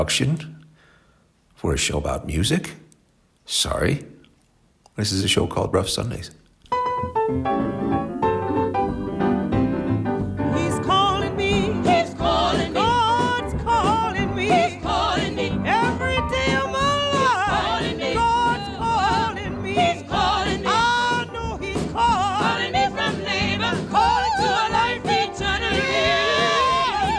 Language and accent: English; United States; I'm American